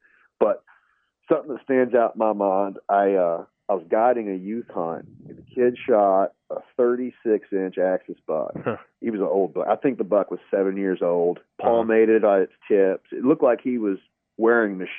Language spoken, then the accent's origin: English; Kentucky, United States; moved away as an adult; also born or lived in Illinois; now in Texas, United States; I'm just from Kentucky.